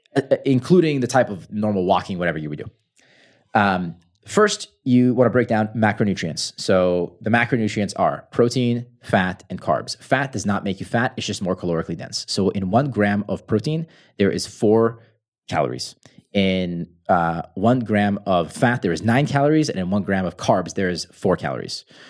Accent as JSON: {"language": "English", "country": "United States", "second_language": "English", "said": "I'm American, so I use pounds instead of kilograms"}